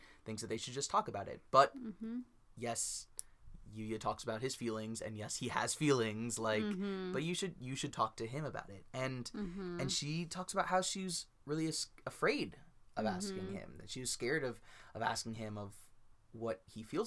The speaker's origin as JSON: {"language": "English", "town": "Los Angeles", "region": "California", "country": "United States", "said": "we are from Los Angeles"}